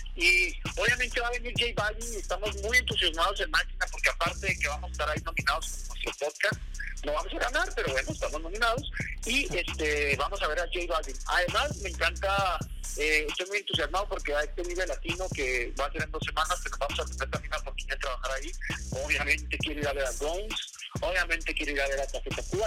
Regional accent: Chihuahua, Mexico; yo soy de Chihuahua

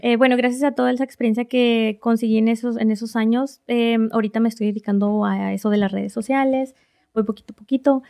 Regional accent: Reynosa, Tamaulipas, Mexico; moved away as an adult; now in Oklahoma City, United States; soy de Reynosa, Tamaulipas, México

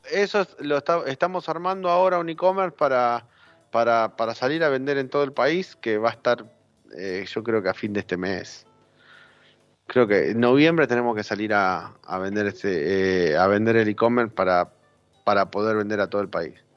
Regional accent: San Juan, Argentina; yo soy sanjuanino

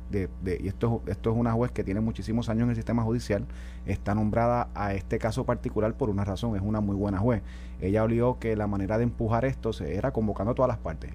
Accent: Puerto Rico; Nosotros como jurisdicción, como puertorriqueños

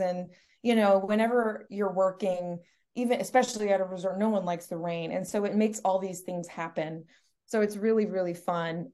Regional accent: Stamford, Connecticut, United States; I was born and raised in Stamford

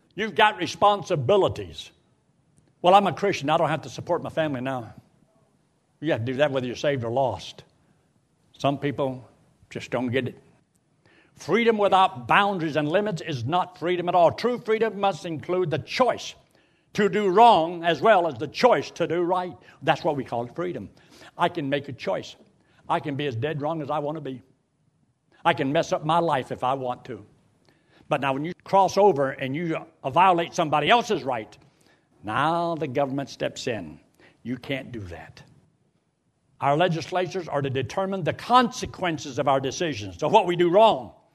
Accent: United States; As an American citizen born here in America

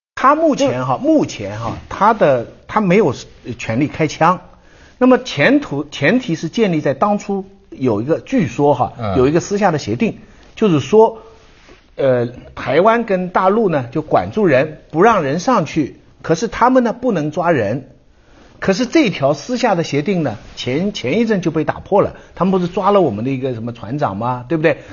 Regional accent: China; 所以我觉得中国人呢，我们自我批评是足够了

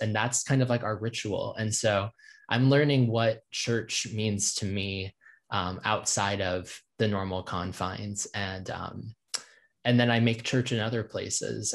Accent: Virginia, United States; moved away as an adult; now in Nashville, United States; I grew up and in Virginia and diff-, and have lived in various parts of that state

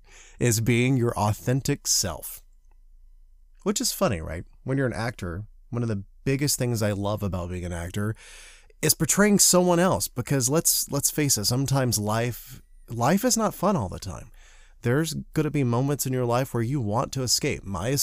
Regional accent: the South, United States; accent: Southern; I spent years trying and learning how to not speak with my Southern accent, which I grew up that was very, very thick for a very long part of my life.

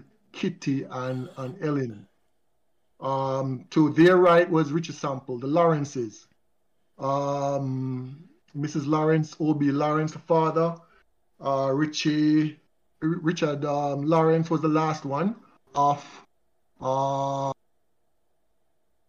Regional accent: Kingston, Jamaica; At age 6, I remembered vividly when we moved to Pembroke Hall. We moved from Lindus Road.

